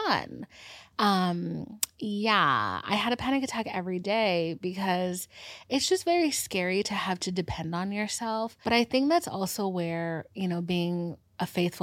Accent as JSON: {"language": "English", "region": "Georgia", "country": "United States", "said": "I'm from Georgia. I live in the middle of nowhere"}